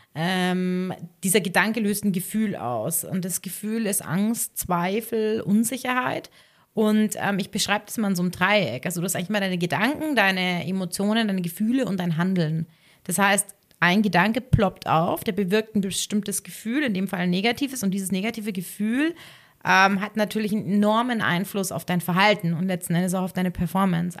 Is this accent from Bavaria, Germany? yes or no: yes; Ohlstadt, Bavaria, Germany; moved away as an adult; also born or lived in Innsbruck / Munich; ich komme ja ursprünglich aus Ohlstadt, ähm, aber für mich war das da, der Landkreis Garmisch-Partenkirchen, immer meine Heimat